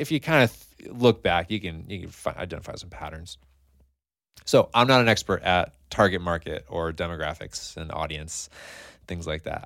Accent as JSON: {"language": "English", "town": "Scotia", "region": "New York", "country": "United States", "tie": "born or raised there", "said": "I grew up in Scotia"}